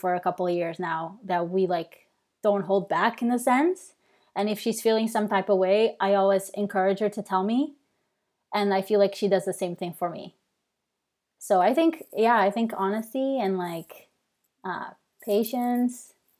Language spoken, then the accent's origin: English; Portugal; English is a second language; moved away as an adult; now in Canada; So really quick, like I moved to Canada from Portugal.